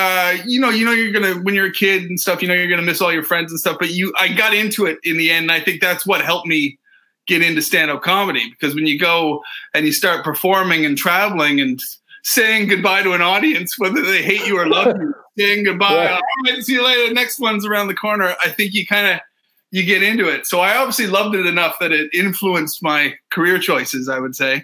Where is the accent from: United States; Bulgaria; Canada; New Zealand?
Canada; British Columbia; now in United Kingdom; I actually went to high school in British Columbia.